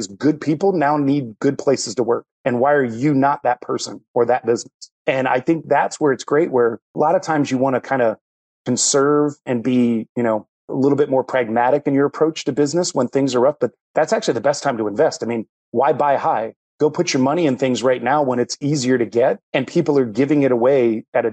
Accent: Ohio, United States; moved away as an adult; now in Charlotte, United States; I'm actually from Ohio and got relocated down there

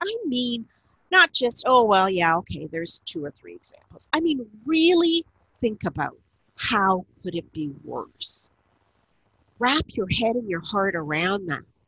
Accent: Niagara Falls, Ontario, Canada; moved away as an adult; also born or lived in Ottawa; I lived in Ottawa for 31 years. I now live in Niagara Falls, where I grew up in the Niagara region

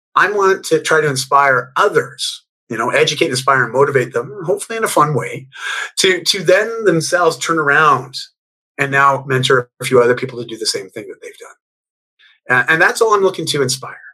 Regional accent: Canada; also born or lived in Bali; I'm Canadian

